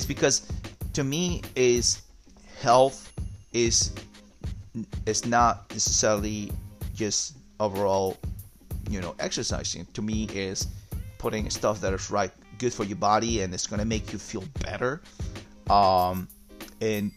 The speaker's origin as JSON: {"language": "English", "country": "Peru", "moved": "yes", "said": "I'm from Peru"}